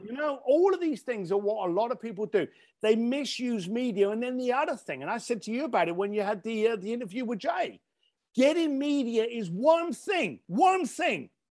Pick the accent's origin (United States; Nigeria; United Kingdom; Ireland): United Kingdom